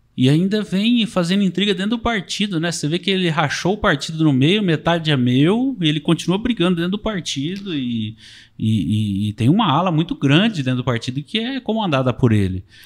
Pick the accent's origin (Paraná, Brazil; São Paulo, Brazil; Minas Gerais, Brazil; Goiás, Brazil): São Paulo, Brazil; Marília region, interior of